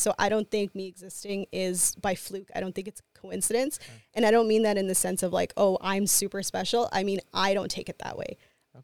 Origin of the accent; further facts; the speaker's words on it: Winnipeg, Manitoba, Canada; I'm a Latina, I'm from Winnipeg